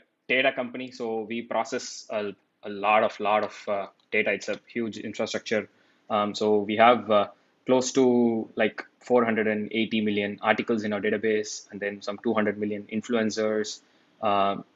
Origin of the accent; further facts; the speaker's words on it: Chennai, Tamil Nadu, India; moved away as an adult; also born or lived in Austin, Texas; my hometown is India, Chennai in India.